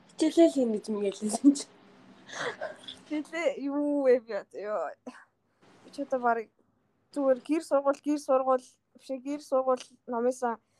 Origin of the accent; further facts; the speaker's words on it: Mongolia; now in United States; Уг нь бол шууд хар орноос би Америк руу яваагүй штеп.